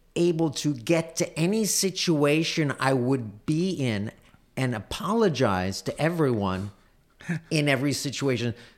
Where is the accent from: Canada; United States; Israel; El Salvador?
United States; as an American Jew